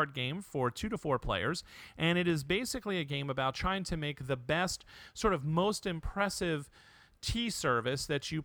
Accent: United States; also born or lived in Connecticut; as an American male

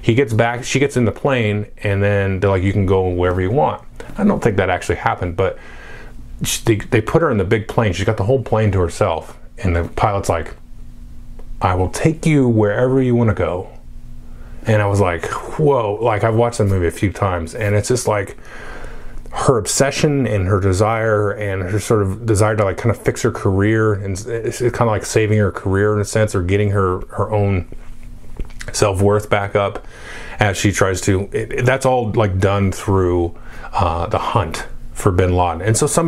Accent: United States; I grew up in America in the 80s

